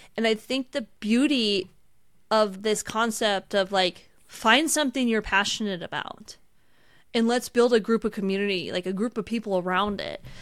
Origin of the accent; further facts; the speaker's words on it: outside Seattle, Washington, United States; I grew up outside Seattle